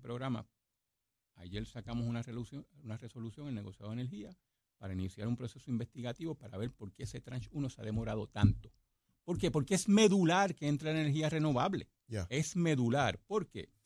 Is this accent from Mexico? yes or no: no; Puerto Rico; soy el producto de University Garden High School.